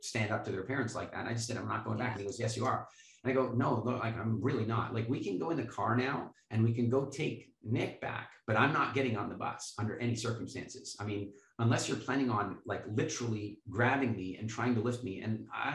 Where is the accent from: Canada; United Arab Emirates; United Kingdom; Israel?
Canada; we're from Canada